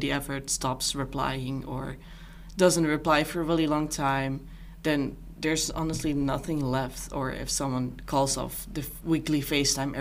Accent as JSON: {"language": "English", "country": "Netherlands", "moved": "as an adult", "lives_now": "Seoul, South Korea", "said": "I'm from the Netherlands, and I'm here on an exchange"}